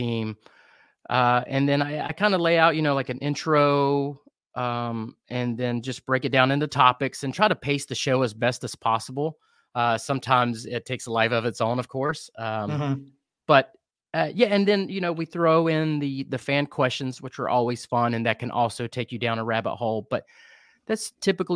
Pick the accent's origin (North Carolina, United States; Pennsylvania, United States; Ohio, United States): North Carolina, United States; Kannapolis; also born or lived in Albemarle, North Carolina / Wilmington, North Carolina / Boone, North Carolina / Asheville, North Carolina; now in Charlotte, United States; I grew up in the Piedmont here. I was born in Kannapolis.